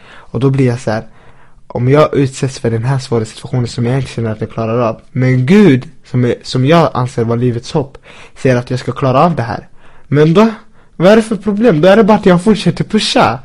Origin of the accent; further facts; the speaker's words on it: Linköping, Östergötland, Sweden; vi som har växt upp här i Sverige